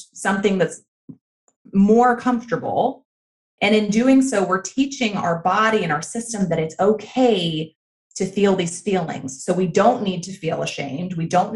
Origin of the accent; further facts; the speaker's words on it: the Bible Belt, the South, United States; I grew up in the South, in the Bible Belt, in purity culture